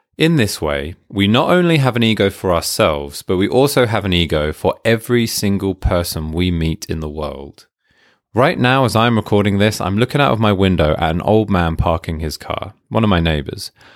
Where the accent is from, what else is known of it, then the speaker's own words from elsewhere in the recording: United Kingdom; I'm British